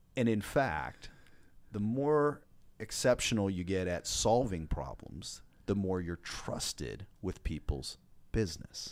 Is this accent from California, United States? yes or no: no; Washington, United States; grew up in the great, uh, state of Washington